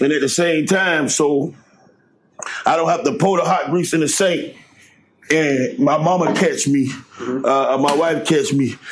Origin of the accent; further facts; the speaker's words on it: Goulds / Homestead projects, Florida, United States; I grew up in Goos in the project. I stayed in the project of Homestead, and I stayed in the Poker Bean project